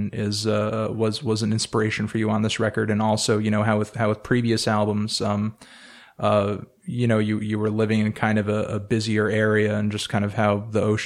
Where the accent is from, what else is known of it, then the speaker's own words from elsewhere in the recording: New England, United States; I'm from New England myself. So, I mean, you know, I've pretty much been surrounded by trees for most of my life.